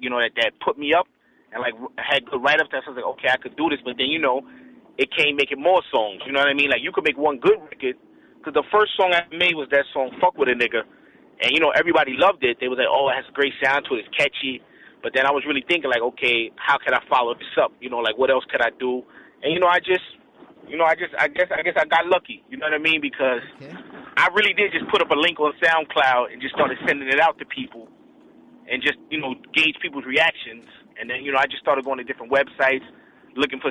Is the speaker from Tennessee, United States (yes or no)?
no; New York, United States; New York, we was like, you know, we was like the shit for a minute. You know, even if you go out of town, you be like, yo, I'm from New York.